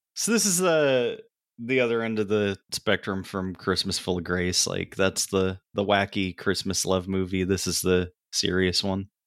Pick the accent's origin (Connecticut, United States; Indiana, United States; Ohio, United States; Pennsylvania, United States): Pennsylvania, United States; I grew up in Pennsylvania